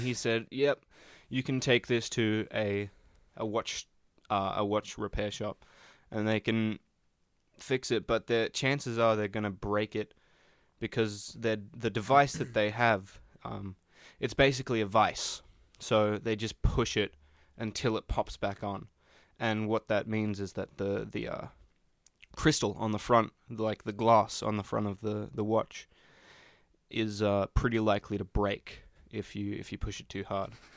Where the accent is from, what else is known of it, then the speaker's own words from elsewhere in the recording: Australia; I'm Australian